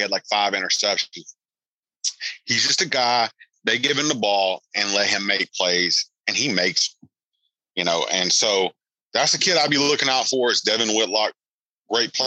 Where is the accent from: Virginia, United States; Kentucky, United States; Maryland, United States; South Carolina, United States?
South Carolina, United States; I'm the guy from South Carolina